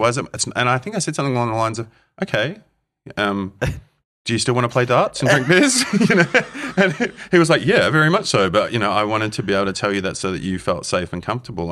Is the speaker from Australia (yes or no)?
yes; Australia; growing up in Australia at fourteen years old